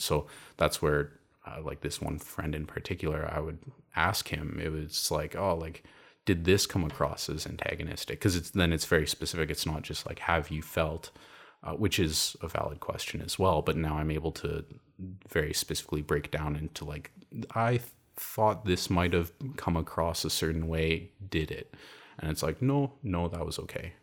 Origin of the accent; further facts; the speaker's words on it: Calgary, Alberta, Canada; it was called the Calgary Science School. I'm from Calgary.